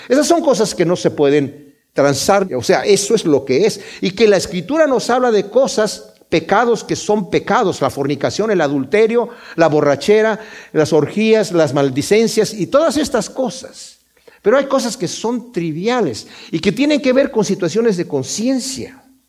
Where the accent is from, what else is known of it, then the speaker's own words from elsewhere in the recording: Mexico; yo soy de México